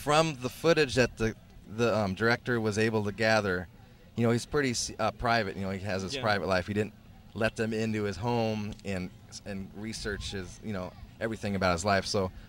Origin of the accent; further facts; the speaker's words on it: Seattle, Washington, United States; Yeah, New York, L.A., and Seattle, which is my hometown.